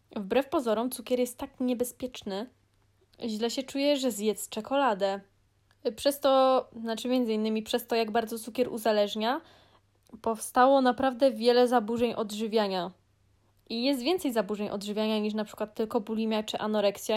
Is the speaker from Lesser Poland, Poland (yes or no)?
no; Greater Poland, Poland; Jestem z Wielkopolski.